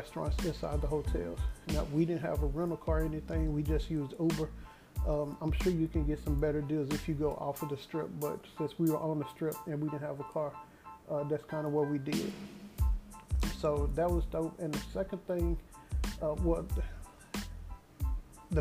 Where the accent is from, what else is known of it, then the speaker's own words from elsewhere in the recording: Dallas, Texas, United States; asked me where I was from. I told them I was from Dallas